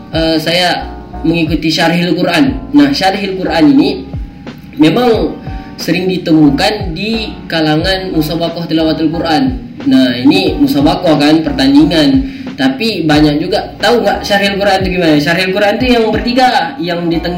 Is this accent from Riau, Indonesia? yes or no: yes; Riau, Indonesia; kan saya orang Melayu Riau ya kan saya orang Melayu Riau